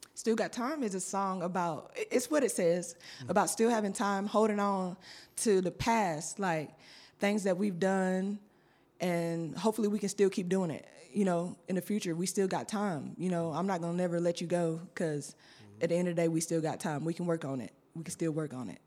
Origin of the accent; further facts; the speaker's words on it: Griffin, Georgia, United States; also born or lived in Thomaston, Georgia; I am from originally from Thomaston, Georgia, okay. but um, when I turned five years old, I moved to Griffin, Georgia, mm-hmm. because mm-hmm. I was adopted. Mm-hmm. So, um, ever I've been in Griffin, Georgia ever since